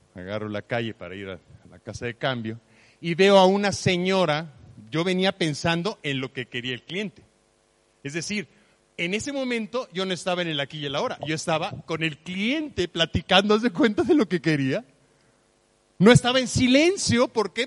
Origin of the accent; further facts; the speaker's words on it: Mexico; Yo nací en México